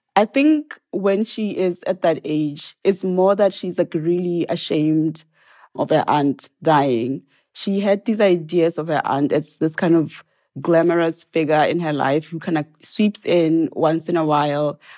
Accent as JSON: {"language": "English", "town": "Serowe", "region": "Central District", "country": "Botswana", "tie": "born or raised there", "also_born_or_lived": "Maun area village, northwest Botswana / Gaborone, Botswana / Oxford, Mississippi, United States", "moved": "as an adult", "lives_now": "Provincetown, United States", "said": "I was born in Sorowe, which is where my family is from."}